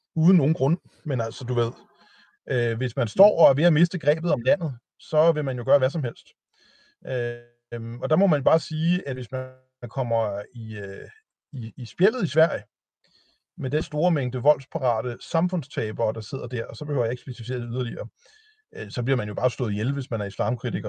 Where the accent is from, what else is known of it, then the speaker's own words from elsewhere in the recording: Denmark; jeg er jo dansker